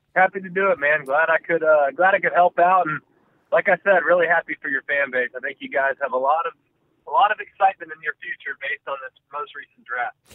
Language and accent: English; Southlake, Texas, United States; I grew up in Southlake, Texas